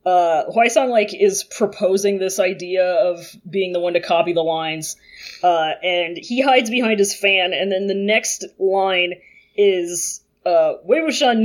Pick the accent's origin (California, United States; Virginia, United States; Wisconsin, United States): Virginia, United States; Virginia Beach; growing up in the Virginia Beach public education system in the mid-2000s